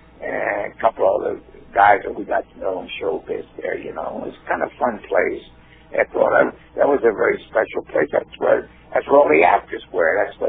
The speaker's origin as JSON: {"language": "English", "town": "Baltimore", "region": "Maryland", "country": "United States", "also_born_or_lived": "Hollywood, California", "moved": "as an adult", "said": "And I'm from Baltimore, Maryland."}